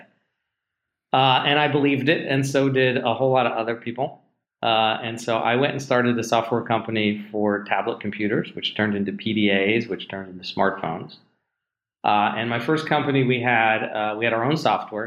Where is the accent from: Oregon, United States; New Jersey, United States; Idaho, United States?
New Jersey, United States; New Jersey and Los Angeles, United States; moved away as an adult; also born or lived in Pittsburgh, Pennsylvania; now in Seattle, United States; I grew up in New Jersey